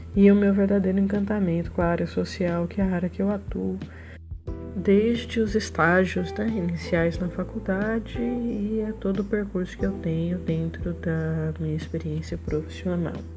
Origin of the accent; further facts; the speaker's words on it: Taiúva, São Paulo, Brazil; moved away as an adult; also born or lived in Assis, São Paulo; a cidade que eu cresci chama Taiúva, fica localizada na microrregião de Ribeirão Preto, né, no interior de São Paulo.